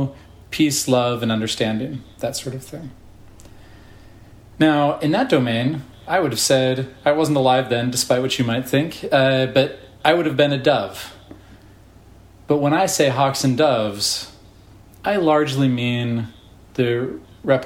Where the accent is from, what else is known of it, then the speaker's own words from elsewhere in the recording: Berkeley, California, United States; I grew up in Berkeley